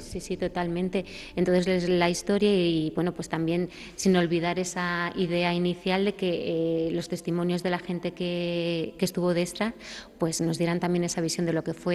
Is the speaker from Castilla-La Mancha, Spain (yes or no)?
yes; Belmonte, Castilla-La Mancha, Spain; el castillo de mi pueblo